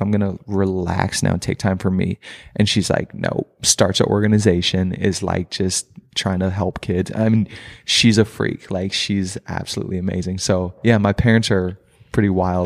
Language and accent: English; Princeton, Minnesota, United States; also born or lived in Crown, Minnesota / Foley, Minnesota; most of my childhood was in Princeton, Minnesota, which is about an hour north from here